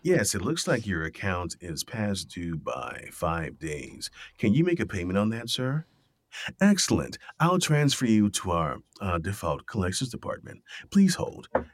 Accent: Miami, Florida, United States; growing up in Miami

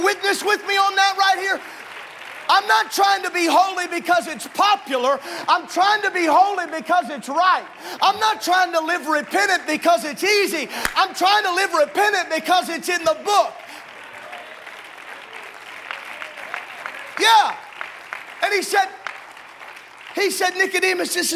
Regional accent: the South, Southern United States, United States; I grew up in Southern

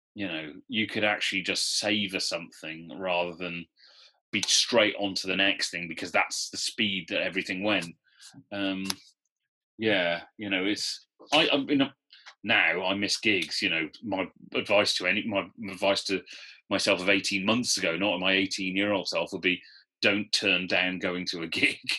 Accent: Newport, Wales, United Kingdom; moved away as an adult; also born or lived in London; I'm from Newport

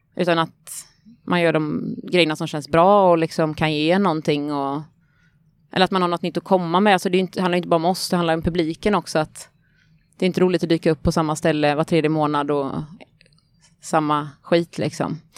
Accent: Vetlanda, Jönköping County, Sweden; moved away as an adult; now in Gothenburg, Sweden; Jag kommer från Småland. Från, ja, jag vet inte var flytt, jag flyttade från Vetlanda flyttade jag ifrån, för jag hade precis gått ut gymnasiet då

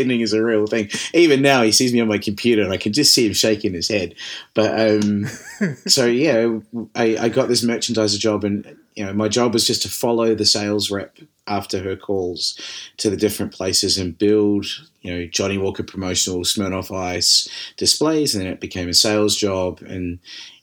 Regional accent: New Zealand; moved away as an adult; also born or lived in Scotland; I came back to New Zealand. I spent 6 months with mum and dad

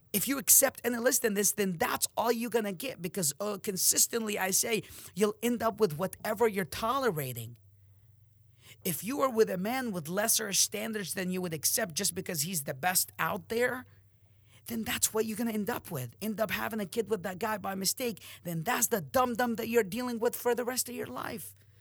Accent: Amman, Amman Governorate, Jordan; moved away; I'm from Jordan, Amman

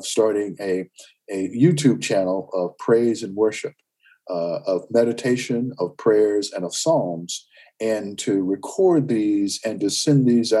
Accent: Winston-Salem, North Carolina, United States; moved away as an adult; also born or lived in Hickory, North Carolina; now in Northern Virginia, United States; went to Winston-Salem, North Carolina, which was my hometown

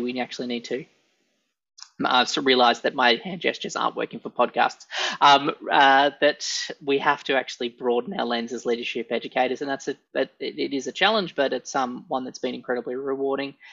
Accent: Australia; as Australian leadership educators

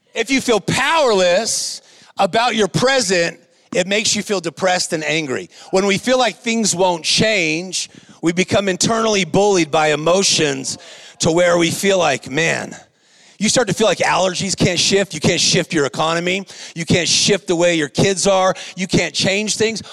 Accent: Whittier, California, United States; I'm a guy from Whittier, California. I was raised in a lower income

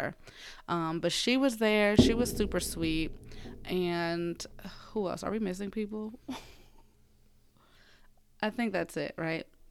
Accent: Philadelphia, Pennsylvania, United States; moved away; my hometown, Philly

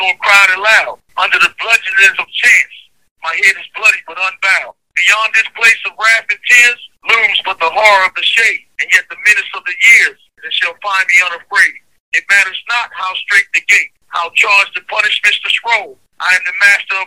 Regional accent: Baltimore, Maryland, United States; I'm from Baltimore, Maryland. Born and raised.

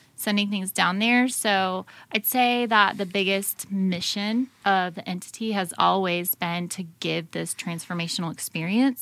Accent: United States; as an American

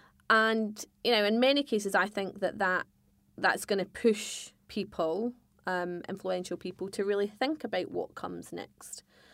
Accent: Scotland, United Kingdom; I'm a Scot who is a hardcore unionist.

